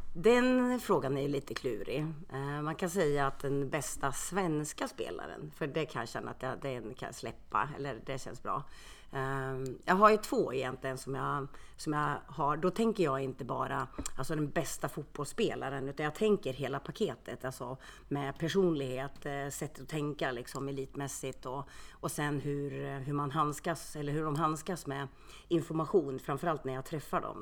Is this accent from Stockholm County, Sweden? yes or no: no; Karlskoga, Örebro County, Sweden; moved away as an adult; also born or lived in Finland; now in Örebro, Sweden; jag är född i Finland. Så att jag kom hit till, eh, jag kom till Karlskoga när jag var två år